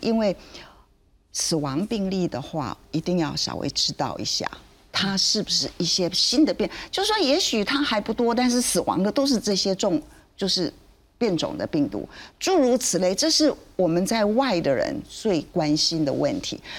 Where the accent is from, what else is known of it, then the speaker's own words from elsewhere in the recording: Taiwan; 我们台湾人